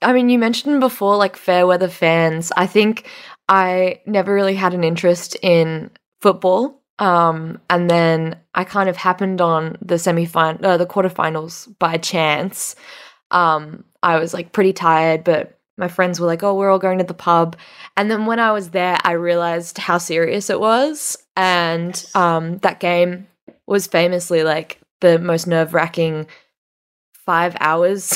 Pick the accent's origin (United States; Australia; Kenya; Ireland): Australia; this is a very Australian thing where we say Megan, um, but Americans say Megan.